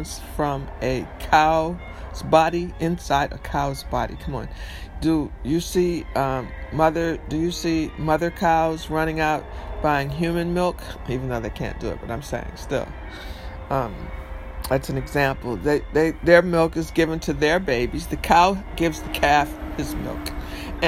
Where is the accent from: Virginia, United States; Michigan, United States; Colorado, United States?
Michigan, United States; Detroit; moved away as an adult; now in New York, United States; I grew up in Detroit, so we said pop. I live in New York mostly, you know, all my adult life.